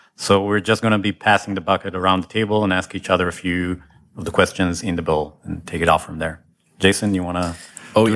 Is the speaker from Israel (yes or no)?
yes; Israel; now in Ann Arbor, United States; I'm from Israel originally